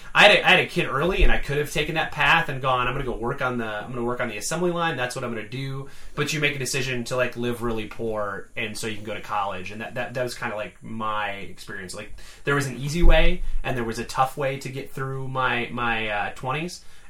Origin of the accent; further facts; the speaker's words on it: Michigan, United States; I grew up in Michigan